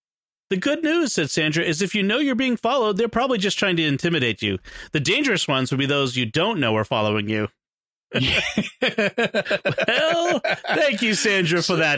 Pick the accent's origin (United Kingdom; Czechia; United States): United Kingdom; England; This was especially disconcerting because I'm from England, and I'm not used to being spied on.